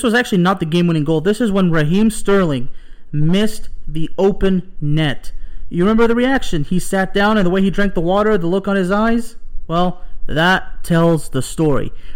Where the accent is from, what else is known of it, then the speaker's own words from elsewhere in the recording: Lyon, Auvergne-Rhône-Alpes, France; moved away; Olympique Lyonnais, the club of my hometown, Lyon, France. Une ville qui est hyper belle, je la manque beaucoup